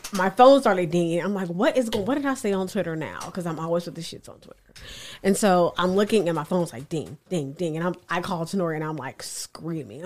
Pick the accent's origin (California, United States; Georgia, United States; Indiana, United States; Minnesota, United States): Indiana, United States; Indianapolis; Indy is is my hometown. It's where I was born and raised.